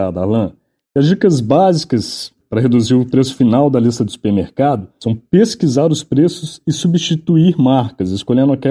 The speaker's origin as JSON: {"language": "Portuguese", "region": "Minas Gerais", "country": "Brazil", "said": "Olha, eu sou mineiro e uso cebola em tudo"}